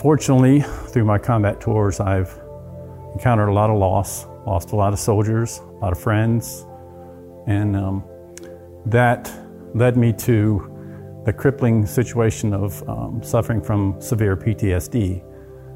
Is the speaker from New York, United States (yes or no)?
no; South Texas, United States; I grew up in South Texas most of my life. My dad was in the oil field. So we moved around a lot.